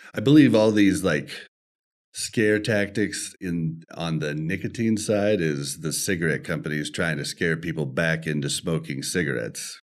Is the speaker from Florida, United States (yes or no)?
no; Kansas City, Missouri, United States; now in Denver, United States; we are in Denver, but we were born and bred in Kansas City